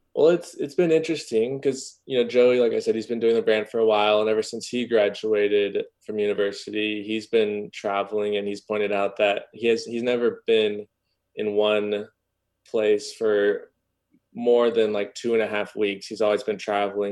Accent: Norman, Oklahoma, United States; moved away as an adult; also born or lived in Boulder, Colorado; now in Los Angeles, United States; I grew up in Norman, Oklahoma, just about twenty minutes south of there.

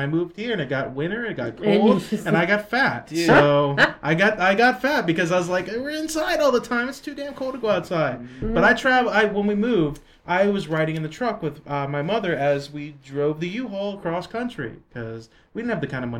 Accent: Pennsylvania, United States; also born or lived in San Diego, California; And when I was 4 years old, we moved out to Pennsylvania to be closer to family.

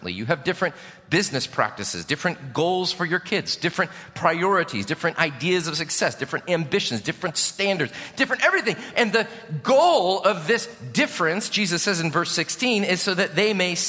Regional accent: Chicago, Illinois, United States; moved away; I'm from Chicago

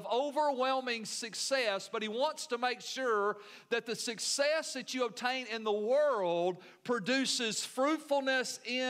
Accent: United States; being American Christians

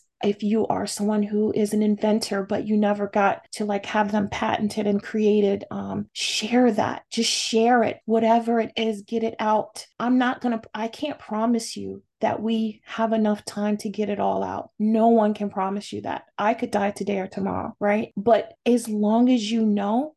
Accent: California, United States

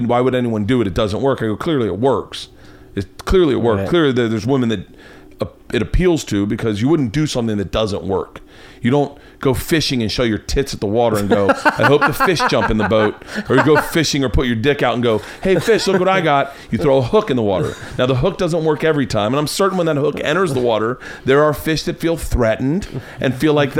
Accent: Florida, United States; I grew up in Tallahassee or in Tampa.

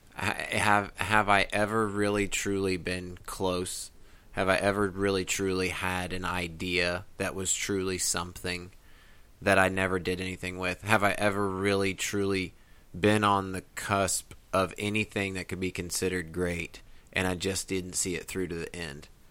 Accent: Midwest, United States; now in Tennessee, United States; growing up in the Midwest and coming here to the mountains

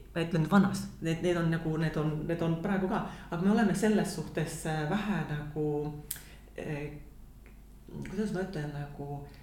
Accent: Tallinn, Harju County, Estonia; moved away as an adult; also born or lived in Tapa / Rakvere; now in Finland; ma olen sündinud Tapal mm -hmm. ja paar esimest eluaastat elanud Rakveres, aga eh, ja siis me kolisime Tallinnasse

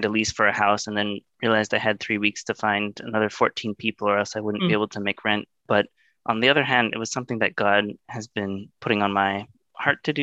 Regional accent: Vancouver, British Columbia, Canada; I grew up in Vancouver

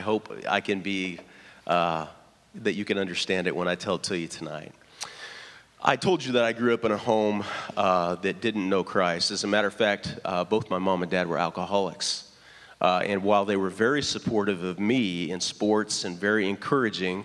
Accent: Lafayette, Indiana, United States; moved away as an adult; the Coca-Cola warehouse in Lafayette, Indiana. So I go back to my hometown

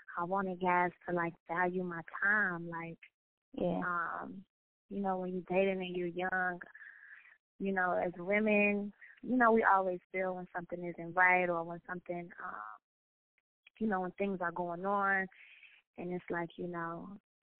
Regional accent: Chicago, Illinois, United States; growing up in Chicago

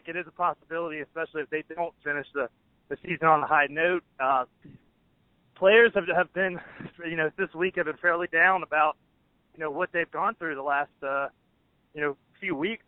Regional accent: Watkinsville, Georgia, United States; I grew up in Watkinsville

